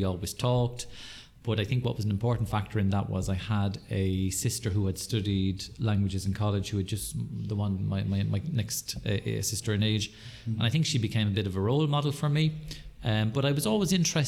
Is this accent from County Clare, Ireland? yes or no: no; County Kildare, Ireland; moved away as an adult; now in Waterford, Ireland; I moved to Waterford about 26 years ago. So I'm originally from Kildare